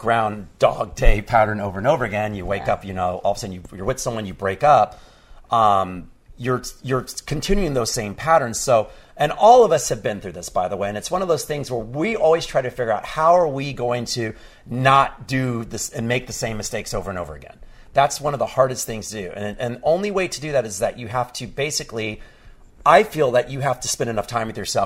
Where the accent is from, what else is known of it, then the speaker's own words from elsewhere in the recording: Texas, United States; growing up in Texas.